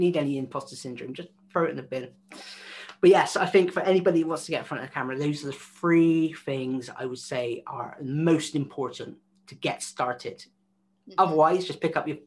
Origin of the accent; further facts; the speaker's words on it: West Country, South West England, United Kingdom; accent: West Country; I sound like I'm from the West Country